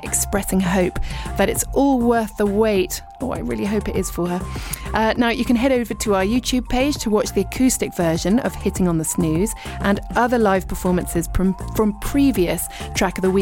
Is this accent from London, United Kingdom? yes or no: yes; Richmond, London, United Kingdom; moved away as an adult; now in East Sheen, United Kingdom; I was born in Richmond